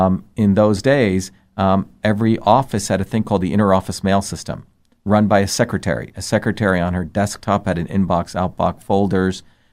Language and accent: English; Mumbai, Maharashtra, India; I grew up in India. I was born in India, but in two different worlds, even in India. I grew up in the cosmopolitan India of Bombay.